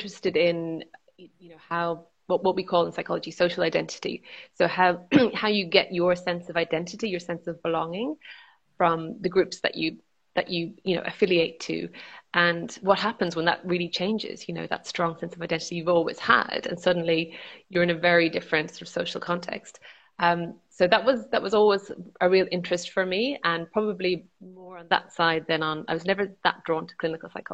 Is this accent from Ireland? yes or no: yes; Ireland; I am from Ireland and sort of grew up in 1980s, 1990s Ireland.